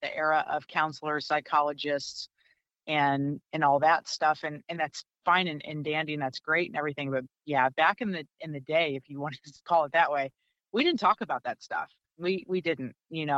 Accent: St. Louis, Missouri, United States; also born or lived in Rockford / Orlando; I'm originally from the St. Louis area

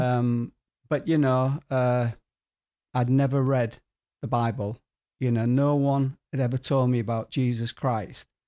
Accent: Hull, Yorkshire and the Humber, United Kingdom; moved away; also born or lived in Guatemala; my hometown of Kingston upon Hull

